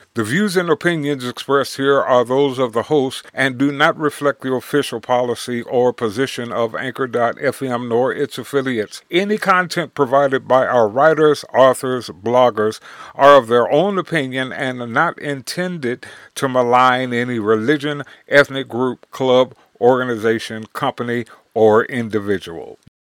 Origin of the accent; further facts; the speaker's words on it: Gary, Indiana, United States; Growing up in Gary, Indiana